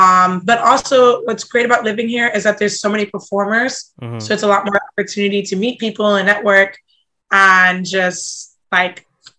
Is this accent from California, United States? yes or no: no; Tampa, Florida, United States; There's like a competition every year called Tampa Pro, and it's like all these professional skaters come to my hometown.